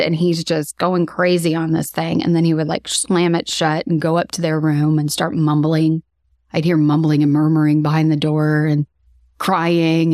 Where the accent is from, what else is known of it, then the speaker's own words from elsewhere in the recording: Kansas City, Missouri, United States; I was born and raised here in Kansas City